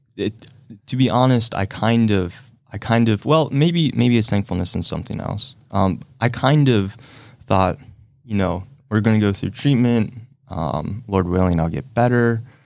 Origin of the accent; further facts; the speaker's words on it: Salina, United States; I kinda grew up here in Salina, grew up with my mom